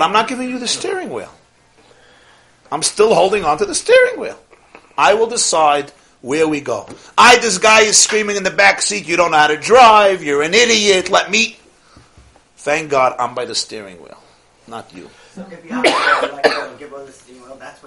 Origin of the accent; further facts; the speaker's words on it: New York City, New York, United States; I'm from Brooklyn.